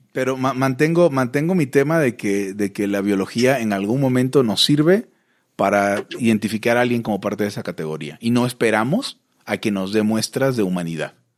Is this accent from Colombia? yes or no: no; Mexico; soy de México